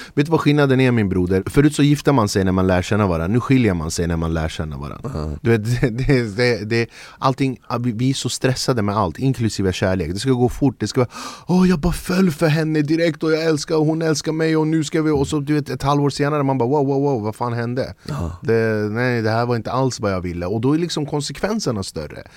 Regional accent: Flemingsberg, Stockholm County, Sweden; also born or lived in Södermalm, Stockholm; now in Stockholm, Sweden; Jag är född och uppvuxen i Flemingsberg

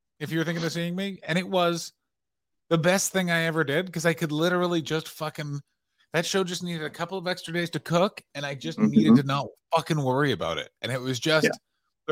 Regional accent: Canada; I'm from Canada

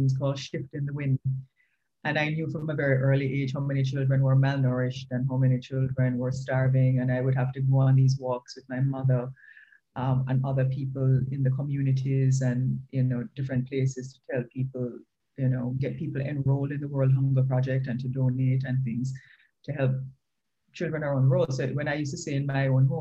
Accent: Retreat, Saint Mary, Jamaica; I grew up in St. Mary, in a place called Retreat St. Mary, because my father became a farmer

